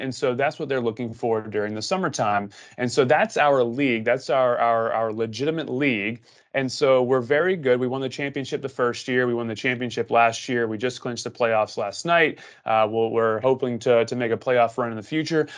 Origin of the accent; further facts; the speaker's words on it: Southeast of the United States, United States; I grew up in the Southeast of the United States